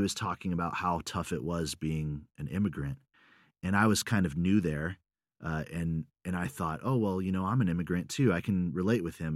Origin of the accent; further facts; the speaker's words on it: United States; moved away as an adult; also born or lived in Russia / Sweden; I'm, I'm American